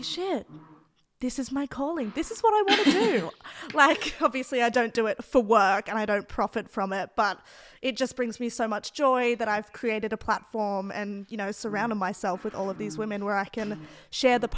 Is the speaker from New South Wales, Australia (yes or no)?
yes; Sydney, New South Wales, Australia; first language English; I grew up in the Northern Beaches, super white